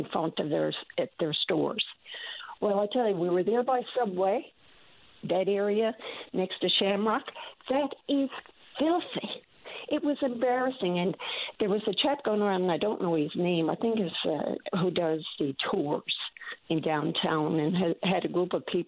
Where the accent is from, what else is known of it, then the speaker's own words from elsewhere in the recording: St. John's, Newfoundland and Labrador, Canada; we grew up in St. John's. We're from St. John's